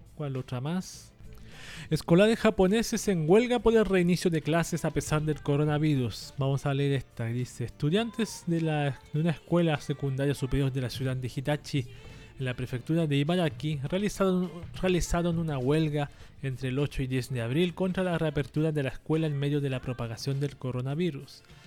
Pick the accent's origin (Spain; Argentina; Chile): Chile; acá en mi país, en Chile